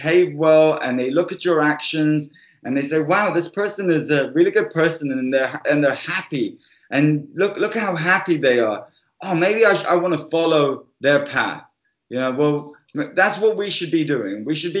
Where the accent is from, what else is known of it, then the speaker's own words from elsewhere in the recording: Cyprus; also born or lived in United Kingdom; I was raised both in the UK and I was raised in Cyprus. And when I went to Cyprus when I was 7 years old